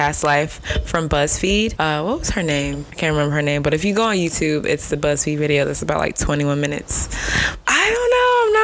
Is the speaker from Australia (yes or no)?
no; Nigeria; being Nigerian